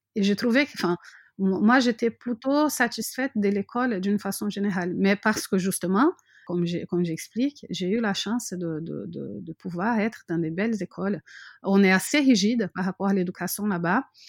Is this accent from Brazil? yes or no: yes; Brazil; French is a second language; moved away as an adult; also born or lived in France; now in Montpellier, France; mon pays natal